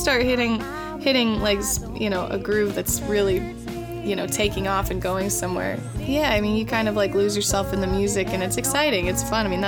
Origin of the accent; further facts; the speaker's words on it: Kansas City, United States; now in New Orleans, United States; growing up in Kansas City, when I started learning how to play guitar and singing